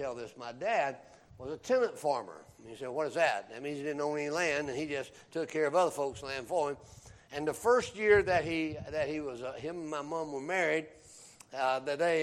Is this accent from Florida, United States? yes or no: no; Kenly, North Carolina, United States; moved away; I was born in North Carolina, and I grew up in the early days of my life, and I'm talking about when I was 1, 2, 3, 4, 5, 6 years of age, in a little town that I didn't think anybody would ever know about or hear